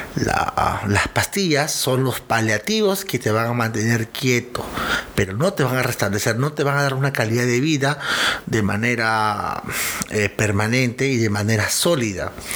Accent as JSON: {"language": "Spanish", "country": "Peru", "said": "yo soy de Perú"}